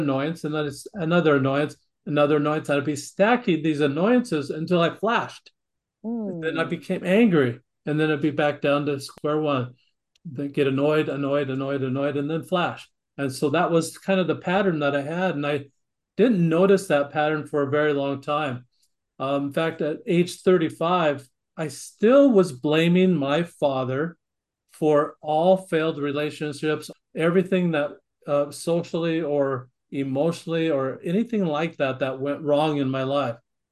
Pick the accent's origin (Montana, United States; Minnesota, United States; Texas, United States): Montana, United States; Great Falls; also born or lived in Glendive, Montana; we moved to central Montana, Great Falls, Montana, and that's where I grew up